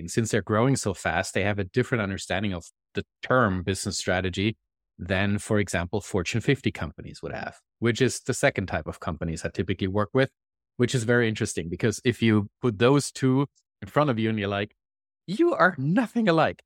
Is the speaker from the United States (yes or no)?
no; Germany; moved away as an adult; now in Canada; I live in Canada, and as you can probably hear from my accent, I am not originally Canadian, I'm German. I moved to Canada about three and a half years ago